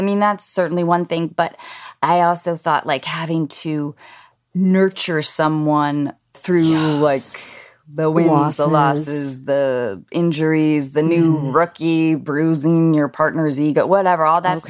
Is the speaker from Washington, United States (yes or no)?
yes; Washington, United States; I grew up in Washington State, and we mm-hmm. went hiking every weekend